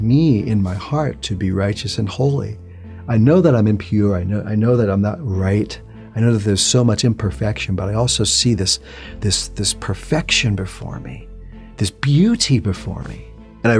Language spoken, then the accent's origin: English; New York City, New York, United States; I'm originally from New York City. Grew up in a Jewish home.